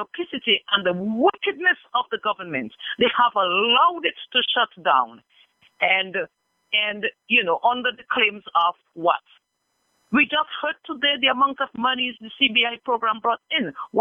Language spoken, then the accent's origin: English; Marigot, Saint Andrew, Dominica; I'm from the community of Concord. I am from Marigot